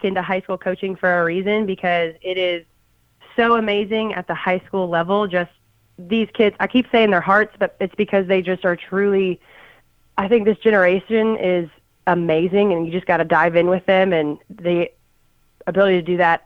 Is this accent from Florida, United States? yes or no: no; Brentwood, Tennessee, United States; also born or lived in Australia; I grew up in Middle Tennessee. I'm from Brentwood.